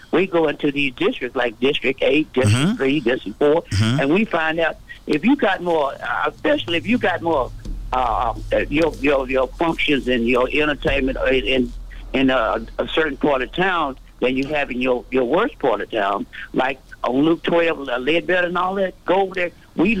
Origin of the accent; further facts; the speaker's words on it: Vietnam; now in United States; I've been going since the early, when I come from Vietnam, I've been mm-hmm. going there that long.